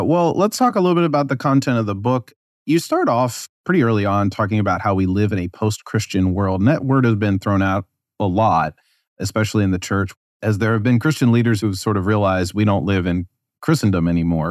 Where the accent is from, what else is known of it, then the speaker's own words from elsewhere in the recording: United States; as an American